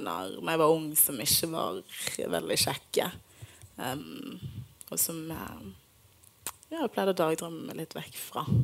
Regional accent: Bergen, Vestland, Norway; Jeg er fra Bergen, folkens.

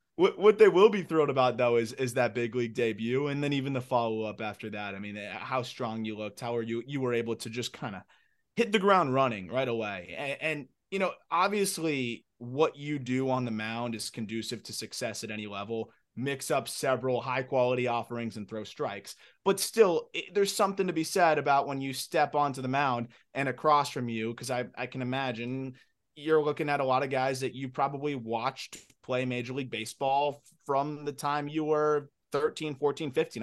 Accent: Florida, United States; I'm from Florida

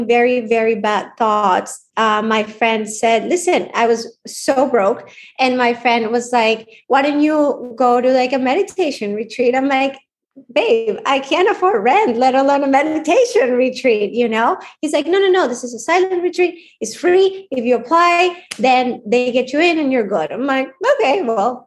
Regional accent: Colombia; now in United States; I grew up in Colombia

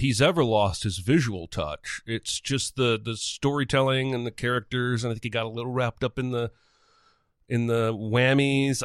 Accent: Indiana, United States; growing up in Indiana

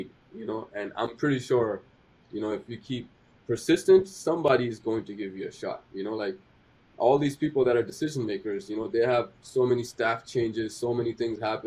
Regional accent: Pakistan; English is a second language; now in Canada; I'm a Pakistani kid who couldn't speak English

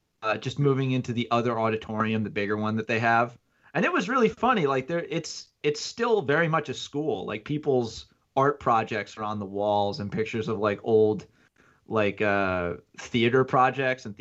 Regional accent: United States; moved away as an adult; also born or lived in New Jersey / Connecticut; now in Buffalo, United States; I was born in Jersey, moved to Connecticut, spent most of my life in between there and Jersey

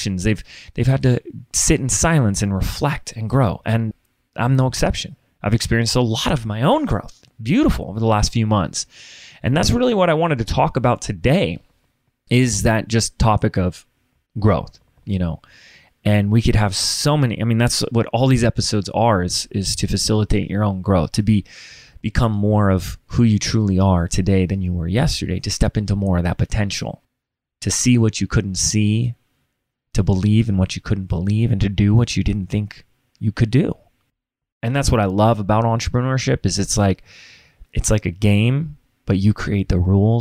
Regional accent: Laguna Beach, California, United States; also born or lived in Sedona, Arizona; my hometown is Laguna Beach, California

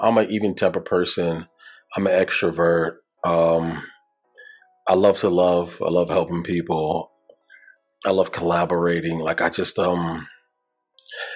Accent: New York City, New York, United States; moved away as an adult; now in Virginia, United States; I'm from Brooklyn, New York. You know what I'm saying? You feel me, my guy? No. From New York, Brooklyn, New York. Grew up in Bed-Stuy

